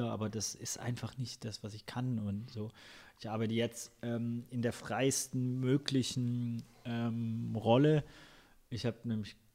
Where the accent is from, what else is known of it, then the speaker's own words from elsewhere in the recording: Ludwigsburg, Baden-Württemberg, Germany; Die vier, das sind eher, wir sind halt zusammen in Ludwigsburg aufgewachsen.